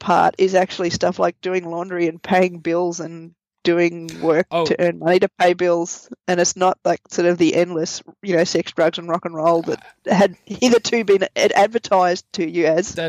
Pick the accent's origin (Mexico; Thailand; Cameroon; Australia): Australia; moved away; growing up in Australia